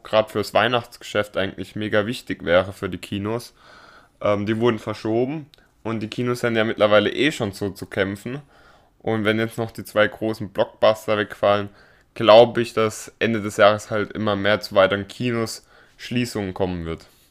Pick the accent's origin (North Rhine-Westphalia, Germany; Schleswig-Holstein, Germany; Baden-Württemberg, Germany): Baden-Württemberg, Germany; Baden-Baden; bei uns in Baden-Baden